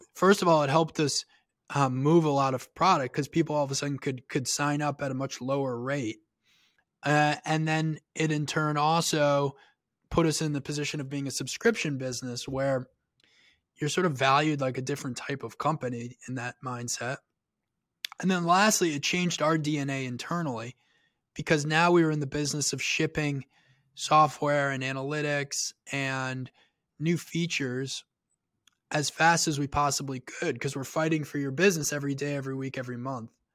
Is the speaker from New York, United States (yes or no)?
yes; Long Island, New York, United States; I grew up on the north shore of Long Island